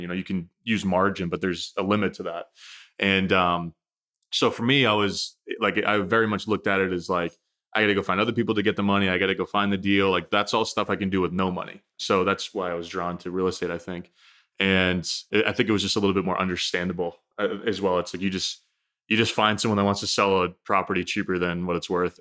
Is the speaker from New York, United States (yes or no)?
no; New Hampshire, United States; I grew up in New Hampshire, so, you know, north being, it's funny to think about that, forty-five minutes north of Boston